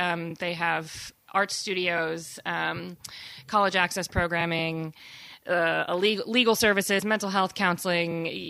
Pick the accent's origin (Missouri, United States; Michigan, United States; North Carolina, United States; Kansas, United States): Michigan, United States; Holland; also born or lived in New York City / Brooklyn; now in Douglas, United States; I grew up in Holland